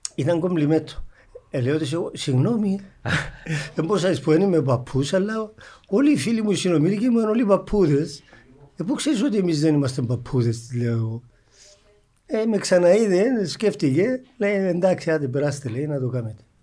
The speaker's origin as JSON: {"language": "Greek", "town": "Geri", "region": "Nicosia District", "country": "Cyprus", "said": "είμαι από το Αγέρι το Γέρι είναι Αγέρι"}